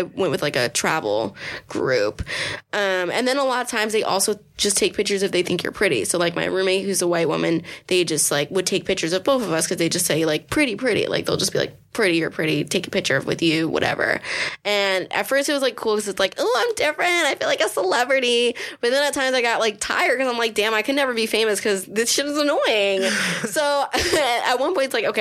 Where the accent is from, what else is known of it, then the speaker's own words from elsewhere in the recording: United States; speaking as an American